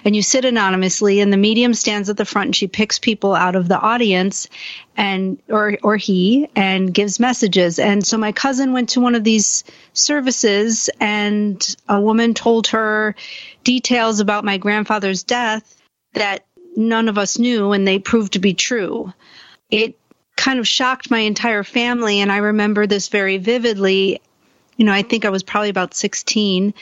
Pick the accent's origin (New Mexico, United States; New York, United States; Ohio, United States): New York, United States; Buffalo; I grew up in Buffalo, New York, which is in upstate New York